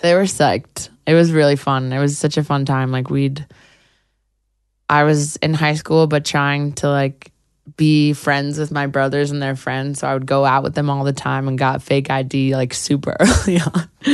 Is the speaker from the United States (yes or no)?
yes; New York City, New York, United States; I grew up on the Upper West Side